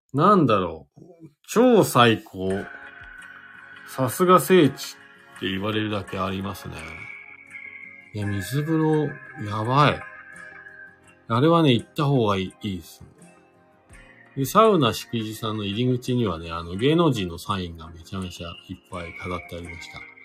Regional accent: Fuji, Shizuoka, Japan; now in Hakuba, Japan; 僕の地元がですね、静岡県の富士市というところなんです

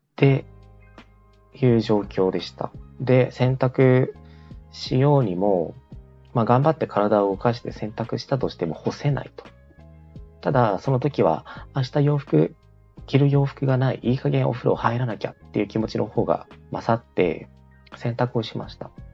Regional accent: southern Chiba Prefecture, Japan; moved away; 私の田舎が千葉県の結構な南の方で結構田舎なんですけど

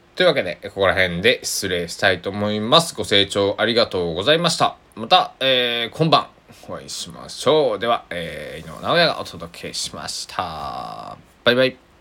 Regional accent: Kochi, Japan; now in Takamatsu, Japan; 僕は生まれ育った高知県佐々木市っていうところ

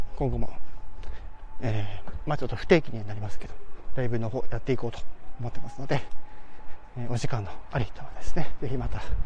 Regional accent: Hokkaido, Japan; 私、あの、地元が北海道ですから

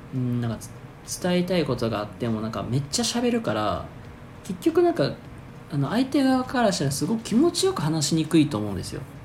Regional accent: Hyogo, Japan; 僕の地元兵庫県

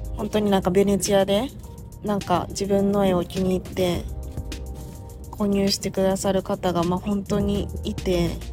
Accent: Awaji Island, Hyogo, Japan; 私その淡路島出身

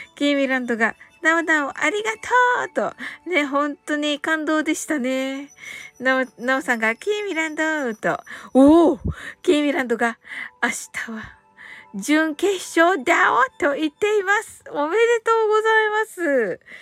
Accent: Kyushu, Japan

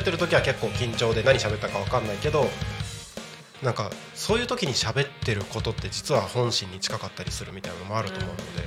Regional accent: Takko, Aomori, Japan; moved away; also born or lived in Tako, Chiba; 僕地元が青森県の田子町で

